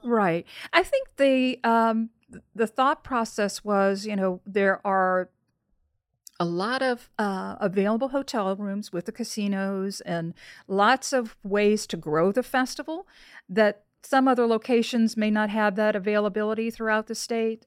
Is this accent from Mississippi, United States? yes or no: no; New Orleans, Louisiana, United States; I'm from New Orleans